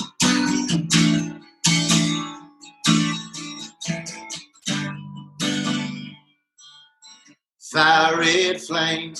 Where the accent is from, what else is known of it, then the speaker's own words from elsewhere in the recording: Tullahoma, Tennessee, United States; Tullahoma, Tennessee is my hometown.